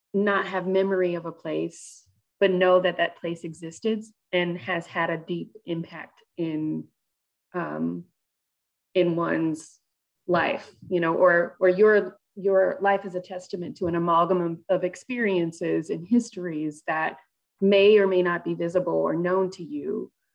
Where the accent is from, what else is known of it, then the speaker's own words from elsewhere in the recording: Georgia, United States; I'm from the South. I grew up in Georgia